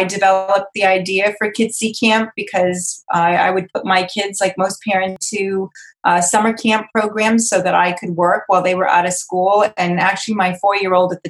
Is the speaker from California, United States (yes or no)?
no; Cape Cod, Massachusetts, United States; I'm originally from Cape Cod, Massachusetts, so I was born and raised on the ocean